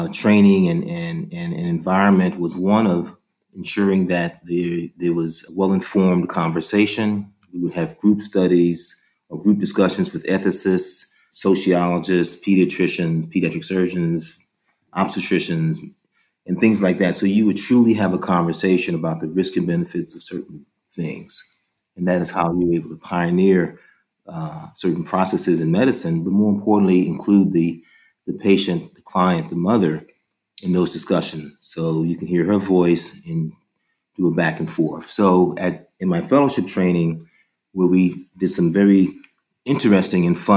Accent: San Francisco, California, United States; also born or lived in New York City; my hometown of San Francisco

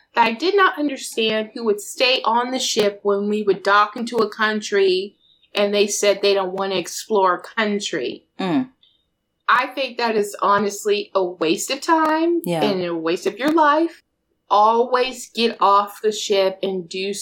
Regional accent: Denver, Colorado, United States; moved away; my hometown, Denver Co.

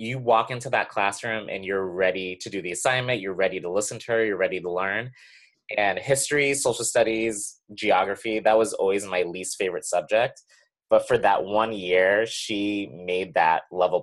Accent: New Hampshire, United States; born or raised there

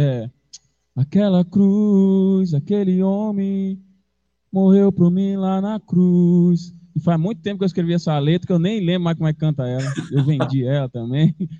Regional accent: São Paulo, Brazil; moved away; E eu sou de São Paulo, na verdade, eu cresci em São Paulo

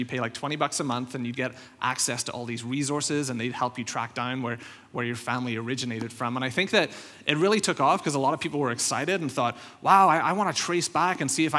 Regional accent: Northern Ireland, United Kingdom; moved away; I think most of you know, I came over from Northern Ireland around 2011, so I've been here around 5-6 years now.

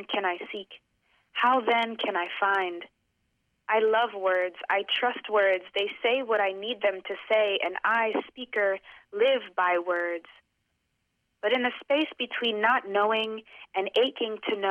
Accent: Boston, Massachusetts, United States; I grew up in Boston. I'm from here

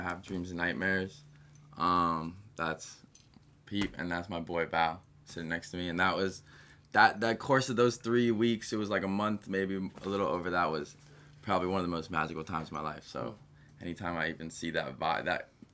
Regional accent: New York City, New York, United States; my whole life growing up, it was Pizza Pete's, okay? It's like a random pizza shop. It's on 76th and something on the west side

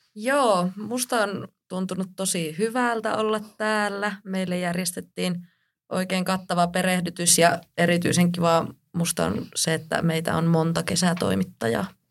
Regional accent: Kuusamo, North Ostrobothnia, Finland; moved away as an adult; now in Rovaniemi, Finland; oon Kuusamosta kotoisin

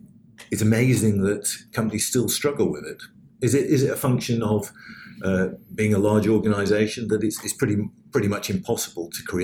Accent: United Kingdom; I'm British

